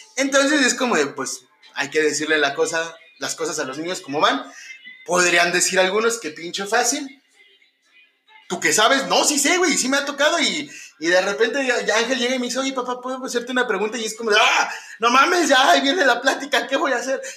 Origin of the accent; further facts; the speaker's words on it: Mexico; como hermanos mexicanos